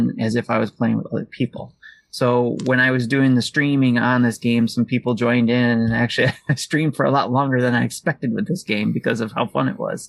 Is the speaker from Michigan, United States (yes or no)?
yes; Detroit, Michigan, United States; I'm from Detroit